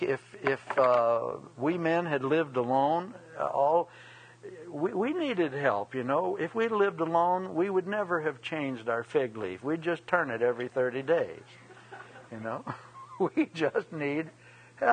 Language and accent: English; United States; I'm an American